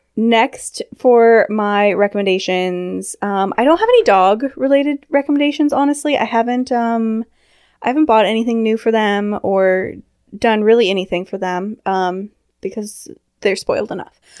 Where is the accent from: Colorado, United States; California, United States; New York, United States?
California, United States; also born or lived in London; now in Washington, United States; I grew up in California